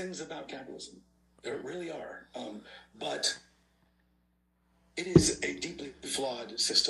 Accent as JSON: {"language": "English", "country": "United States", "said": "Japanese American communities, we wanted to be seen as American, more American."}